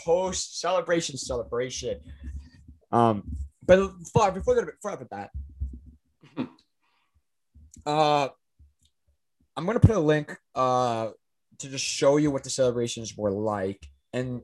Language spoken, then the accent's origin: English; Niagara Falls, Ontario, Canada; we're all from Niagara Falls.